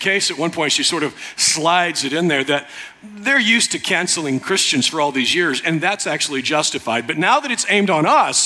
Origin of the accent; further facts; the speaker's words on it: United States; I'm American